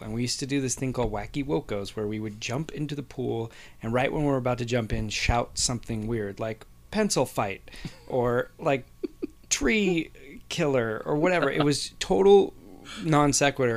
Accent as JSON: {"language": "English", "town": "Whittier", "region": "California", "country": "United States", "tie": "born or raised there", "said": "we grew up together in Whittier"}